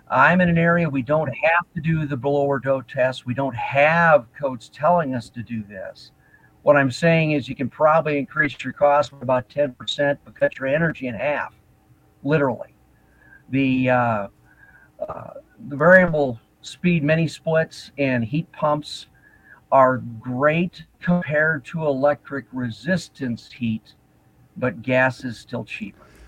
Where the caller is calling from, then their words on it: Fort Dodge, Iowa, United States; I'm calling from Fort Dodge, Iowa